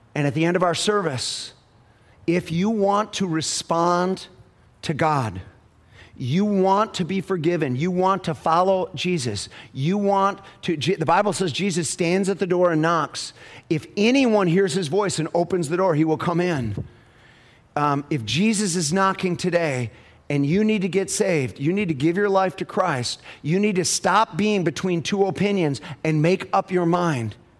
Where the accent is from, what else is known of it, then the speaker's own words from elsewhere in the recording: United States; I'm, I'm an American